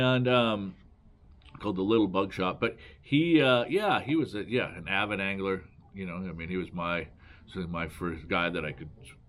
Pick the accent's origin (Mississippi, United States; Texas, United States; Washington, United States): Washington, United States; Mount Vernon; born or raised there